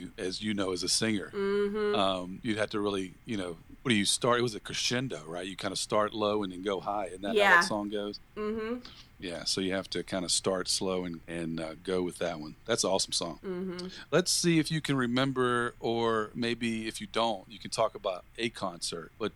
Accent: Virginia, United States; my home state of Virginia

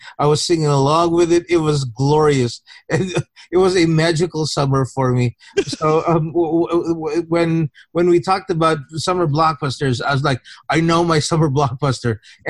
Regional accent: Philippines; for those people who might not know, I came from the Philippines.

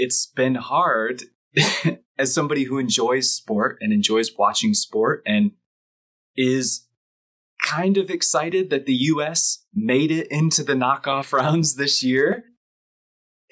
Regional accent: Michigan, United States; I grew up in Michigan and I went to Detroit sporting events my whole life

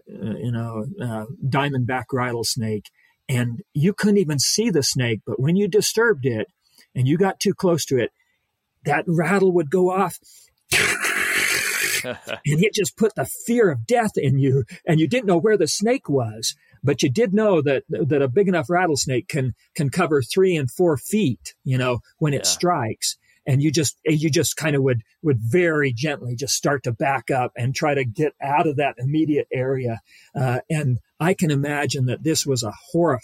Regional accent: Ridgecrest, California, United States; now in Provo, United States; I was raised out there in Ridgecrest

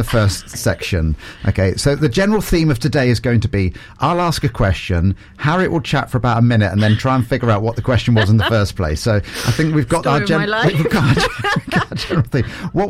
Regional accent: Portsmouth, South East England, United Kingdom; my hometown of Portsmouth

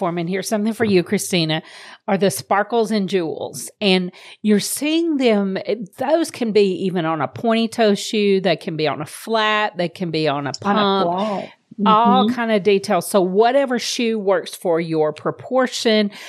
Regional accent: Deep South, United States; us growing up in the Deep South

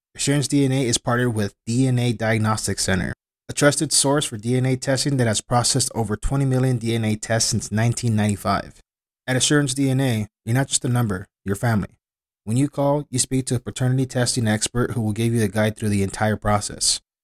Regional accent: United States; I'm Mexican American

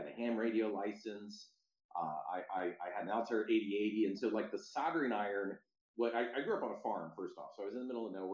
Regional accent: Stanwood, Washington, United States; moved away as an adult; also born or lived in Seattle, Washington; now in San Francisco, United States; I grew up in outside of a town called Stanwood, Washington, and then I moved to Seattle a bit later

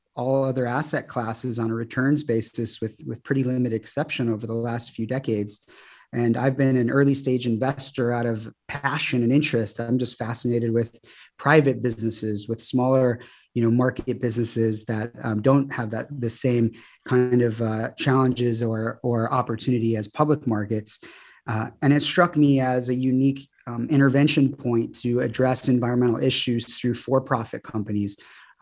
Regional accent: Birmingham, Michigan, United States; now in Santa Barbara, United States; I'm originally from Michigan, from a little suburb of Detroit called Birmingham. And my family moved to Santa Barbara actually in the early 90s

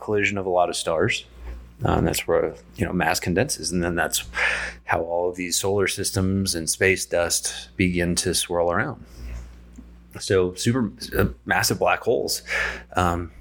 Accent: San Diego, California, United States; moved away; also born or lived in Poway, California; I'm from San Diego originally

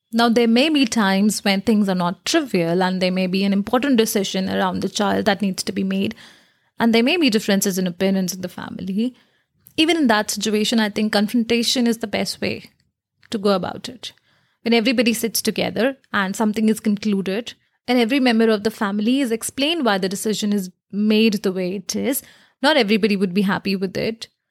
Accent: India; I come from India

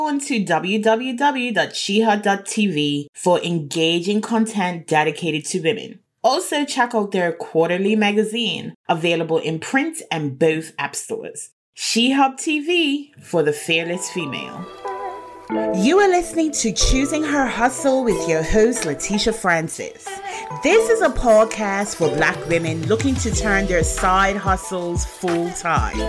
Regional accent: Bermuda; we're both from Bermuda

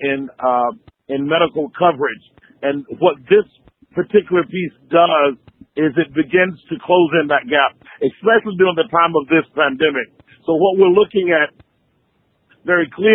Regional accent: Waycross, Georgia, United States; We were in Waycross, Georgia. That's my hometown to start.

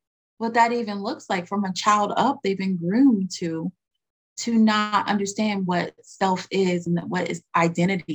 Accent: United States; I'm American.

